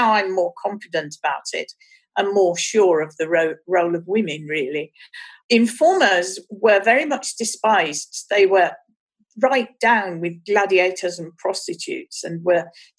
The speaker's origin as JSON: {"language": "English", "town": "Birmingham", "region": "West Midlands", "country": "United Kingdom", "tie": "born or raised there"}